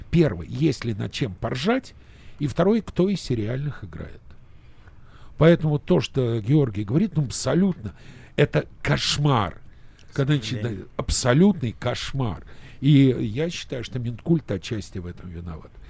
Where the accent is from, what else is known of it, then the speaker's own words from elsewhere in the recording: Dubna, Moscow Oblast, Russia; я из Дубны.